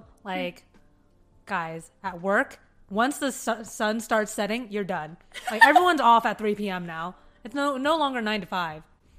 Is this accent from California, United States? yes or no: yes; California, United States; moved away; even growing up in California